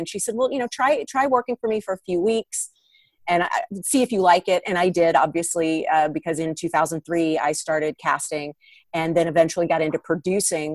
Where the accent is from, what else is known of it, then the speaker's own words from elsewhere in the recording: Atlanta, Georgia, United States; moved away as an adult; now in Los Angeles, United States; I grew up in Atlanta, which is a nice sized market for acting